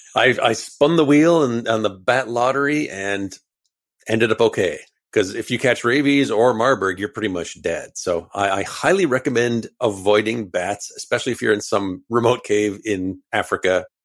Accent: Canada; we're Canadian

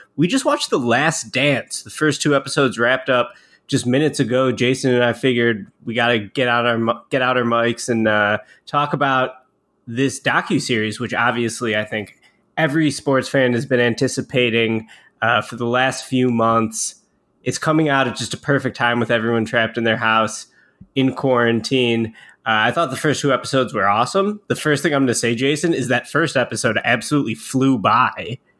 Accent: Chicago, Illinois, United States; grow up in the nineties in Chicago

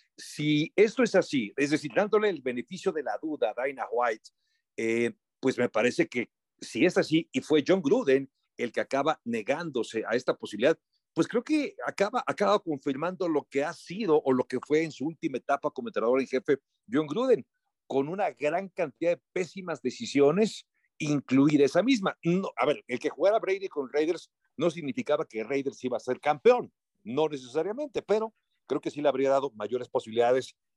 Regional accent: Mexico; nosotros como mexicanos

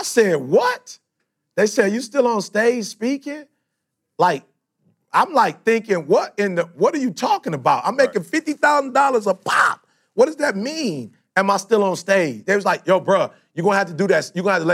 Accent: Detroit, Michigan, United States; I'm from Detroit

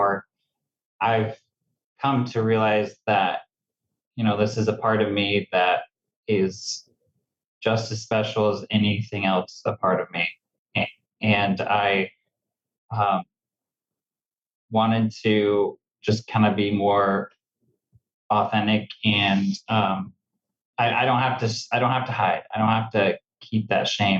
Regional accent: Cottonwood, California, United States; now in Medford, United States; I was born and raised in Redding, California, specifically a small town called Cottonwood

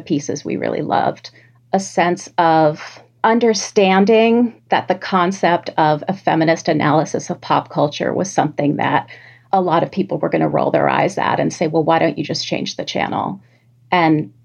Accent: New York City, New York, United States; growing up in New York City

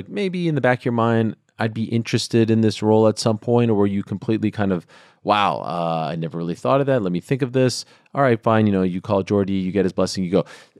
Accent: United States; as an American fan, I like the fact that you're on in the afternoon.

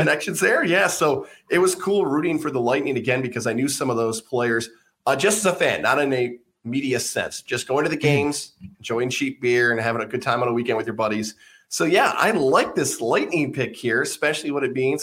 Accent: Syracuse, New York, United States; moved away; growing up in Syracuse

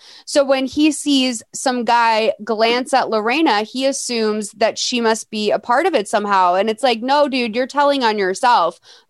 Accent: Venezuela; English is a second language; And this is what I'm used to growing up in Venezuela. Christmas was in warmer climates, so we didn't have proper Christmas trees at that time of the year

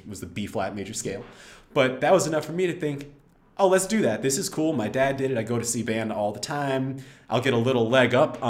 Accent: Texas, United States; I grew up in Texas, which part of growing up in Texas means high school football

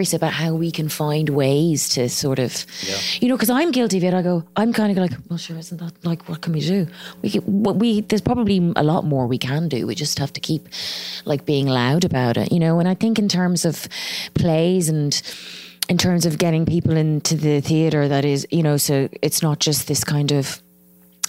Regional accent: Ireland; accent: Irish; also born or lived in Addis Ababa, Ethiopia; my accent, you know, the Irish accent

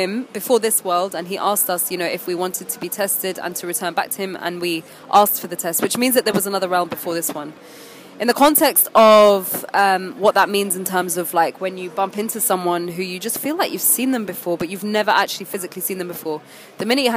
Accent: United Kingdom; also born or lived in Egypt; I'm a British Egyptian

